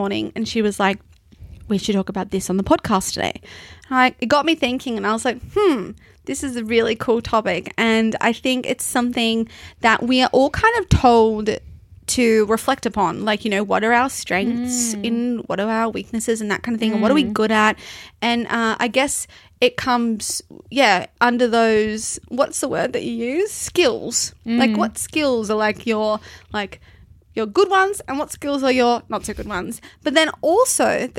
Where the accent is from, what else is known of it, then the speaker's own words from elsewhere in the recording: Canberra, Australian Capital Territory, Australia; I'm very glad I grew up in Canberra